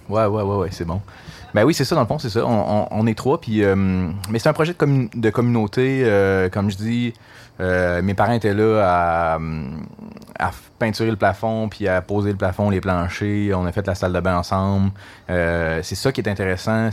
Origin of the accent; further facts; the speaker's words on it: Gatineau, Quebec, Canada; also born or lived in Montreal; je suis natif de, Gatineau. J'ai grandi à Touraine